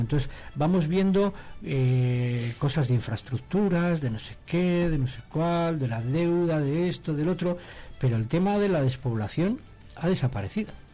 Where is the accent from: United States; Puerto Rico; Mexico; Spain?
Spain; Santoyo, Castile and León; En mi pueblo, en Santoya